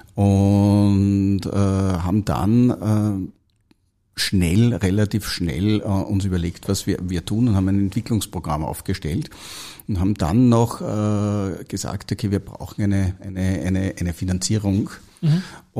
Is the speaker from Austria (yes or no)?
yes; Austria; Ich komme aus Österreich, habe dort eine die HTL für chemische Betriebstechnik